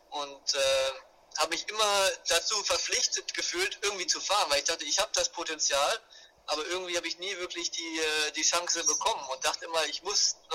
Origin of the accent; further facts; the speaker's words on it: Hanover, Lower Saxony, Germany; wir kommen ursprünglich aus, der, aus Norddeutschland, aus Hannover der Ecke.